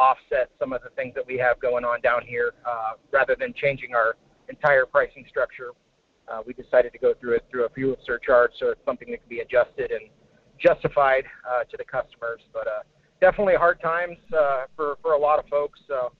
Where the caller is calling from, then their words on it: Homer, Alaska, United States; This is … at Homer.